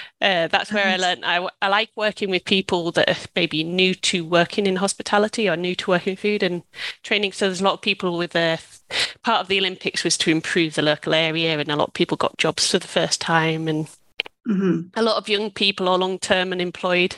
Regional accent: United Kingdom; moved away as an adult; also born or lived in Australia; I'm British

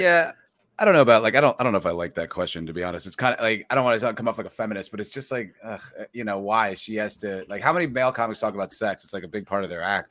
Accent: New Jersey, United States; also born or lived in New York; I'm from New Jersey

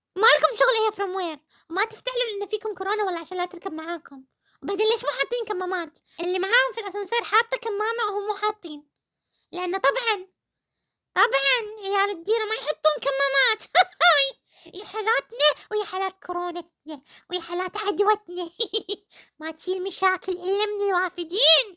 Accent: Kuwait; كلنا ككويتيين في حب الكويت

